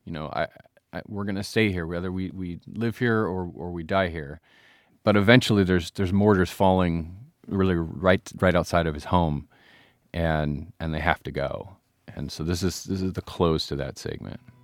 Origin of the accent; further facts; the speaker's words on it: United States; as an American